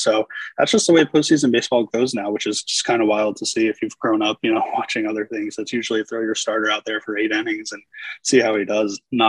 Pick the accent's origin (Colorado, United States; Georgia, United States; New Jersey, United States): Georgia, United States; Atlanta; moved away as an adult; now in Nebraska, United States; I grew up in Atlanta, so right around about 20 years I had lived there.